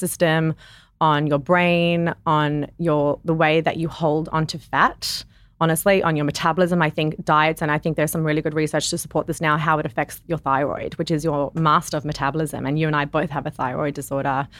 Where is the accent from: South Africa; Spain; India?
South Africa; moved away; I grew up in South Africa